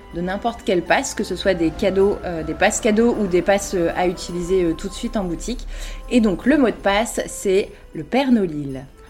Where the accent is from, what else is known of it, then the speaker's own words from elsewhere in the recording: Lille, Hauts-de-France, France; Je suis lilloise euh, depuis, euh, depuis toujours.